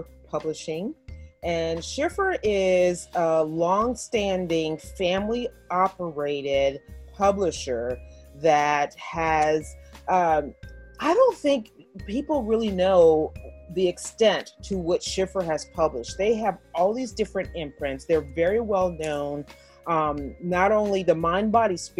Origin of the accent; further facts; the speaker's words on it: New Orleans, Louisiana, United States; moved away as an adult; also born or lived in Houston, Texas; now in Pennsylvania, United States; go home to my home state of Louisiana, to New Orleans.